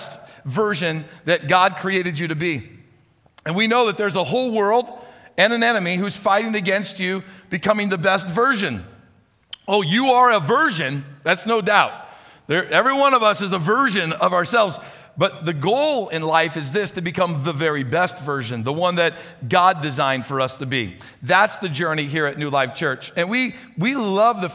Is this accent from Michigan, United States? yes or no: no; St. Louis, Missouri, United States; moved away; I grew up in St. Louis, Missouri